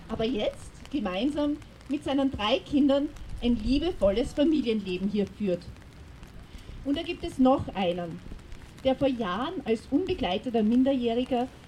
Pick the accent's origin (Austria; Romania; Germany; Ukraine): Austria